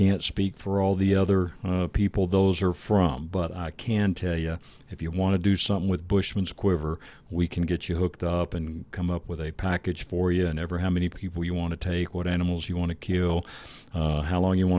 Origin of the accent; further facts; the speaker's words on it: Texas, United States; we're from Texas.